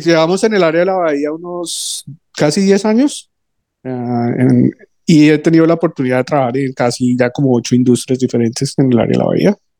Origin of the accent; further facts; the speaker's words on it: Colombia; moved away as an adult; volví a Colombia, que es de donde soy